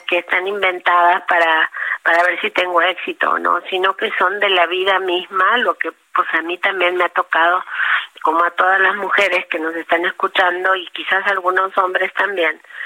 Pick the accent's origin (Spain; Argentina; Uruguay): Argentina; Patagonia; moved away as an adult; also born or lived in Trelew, Argentina / Buenos Aires, Argentina; now in Mexico; yo nací en la Patagonia y para mí mi país es la Patagonia